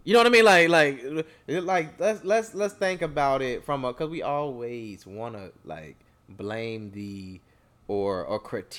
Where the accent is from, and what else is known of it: United States